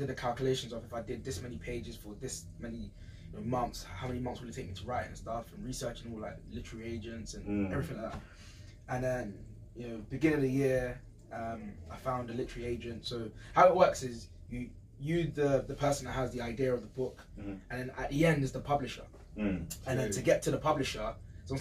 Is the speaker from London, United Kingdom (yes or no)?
yes; London, United Kingdom; I grew up in East London, not in the best of areas by any means